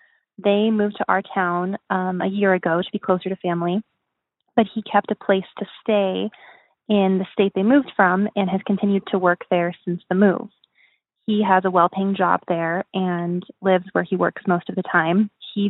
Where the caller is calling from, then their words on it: Rocky Mountains, United States; I am calling from the Rocky Mountains.